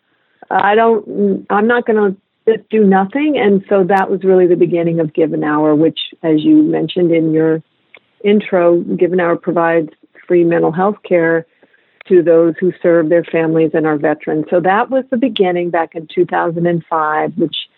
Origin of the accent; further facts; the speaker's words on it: central San Joaquin Valley, California, United States; moved away; I grew up in California in the central San Joaquin Valley.